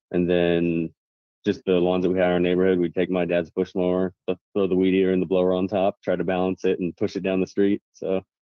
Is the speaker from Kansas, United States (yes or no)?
yes; Wichita, Kansas, United States; where I'm from, I'm from Wichita, Kansas